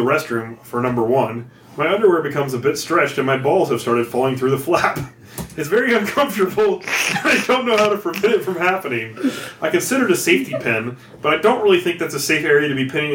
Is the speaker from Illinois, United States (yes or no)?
no; Oklahoma, United States; I grew up in Oklahoma.